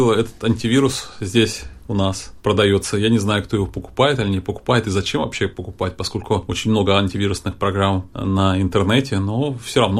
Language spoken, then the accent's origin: Russian; Moscow, Russia; Я, я была приличной, я же москвичка была.